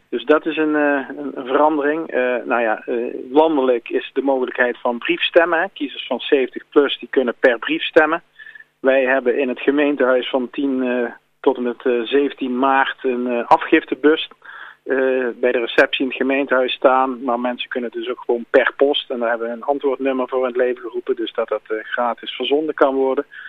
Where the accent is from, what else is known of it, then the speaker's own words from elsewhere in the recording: Eindhoven, North Brabant, Netherlands; geboren en getogen in Eindhoven